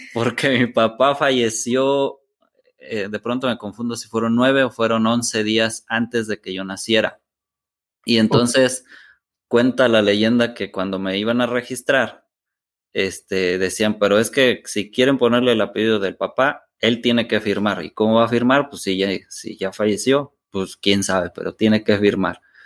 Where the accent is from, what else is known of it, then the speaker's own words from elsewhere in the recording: San Miguel Palmas, Querétaro, Mexico; mi familia materna, que, es con quien, pues, con quien crecí, es de un poblado que se llama San Miguel Palmas